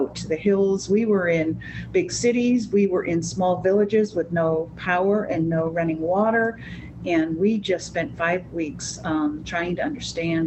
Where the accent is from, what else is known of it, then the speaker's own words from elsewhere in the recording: New England, United States; moved away; also born or lived in Florida; I grew up in the New England area, and then my mother got rheumatoid arthritis, so we moved to Florida, the warmer climate